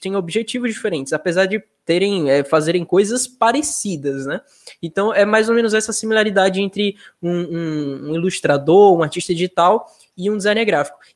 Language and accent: Portuguese; Nossa Senhora do Socorro, Sergipe, Brazil; now in Estância, Brazil; mas eu sou eu sou nascido em Nossa Senhora do Socorro. Foi lá minha infância, mas hoje eu sou de Estância.